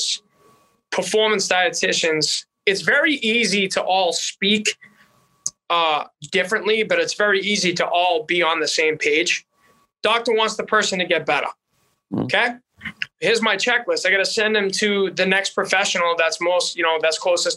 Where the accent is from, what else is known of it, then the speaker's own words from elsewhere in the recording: Boston, Massachusetts, United States; accent: Boston; now in North Dakota, United States; having a Boston accent in North Dakota.